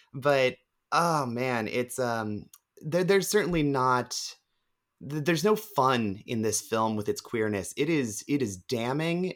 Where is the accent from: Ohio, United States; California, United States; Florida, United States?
Ohio, United States; I'm from Ohio